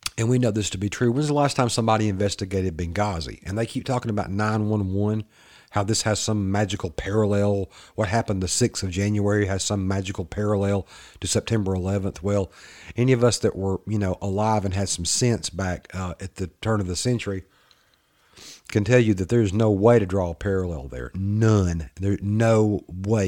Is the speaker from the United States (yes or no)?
yes; the South, United States; accent: Southern redneck; my little Southern boy, my little redneck accent